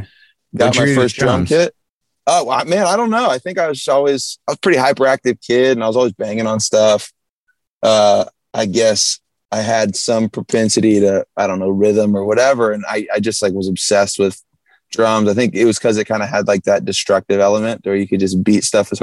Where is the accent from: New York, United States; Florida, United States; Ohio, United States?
Florida, United States; Jacksonville; now in Nashville, United States; Yeah. Jacksonville, Northeast.